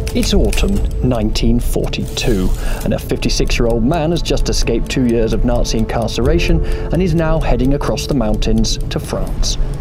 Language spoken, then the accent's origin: English; Cockermouth, North West England, United Kingdom; my hometown of Cockermouth in northwest England